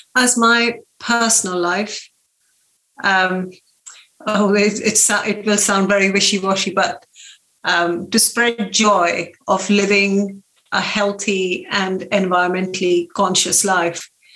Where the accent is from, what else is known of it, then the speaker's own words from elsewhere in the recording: India; moved away as an adult; also born or lived in Lancaster, United Kingdom; now in Sway, United Kingdom; I grew up in India